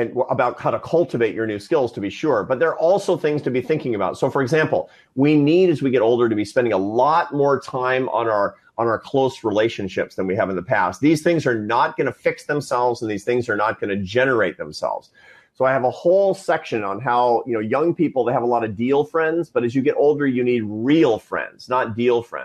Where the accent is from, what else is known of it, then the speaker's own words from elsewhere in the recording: Seattle, Washington, United States; I was a Seattle Mariners fan growing up in Seattle